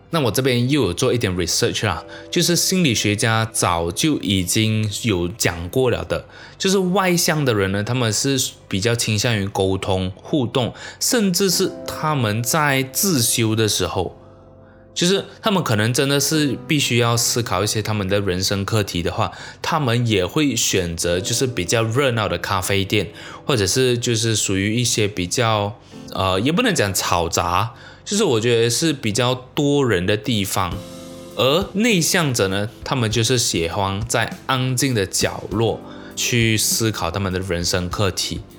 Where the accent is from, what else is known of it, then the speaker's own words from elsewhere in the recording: Malaysia; 我生在马来西亚其实是非常非常幸福的一件事情